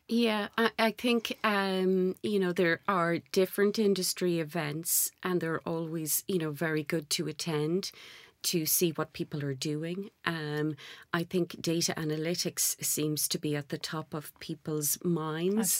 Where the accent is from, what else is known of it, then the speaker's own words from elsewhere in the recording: Ireland; moved away; Gaelic Irish, being Irish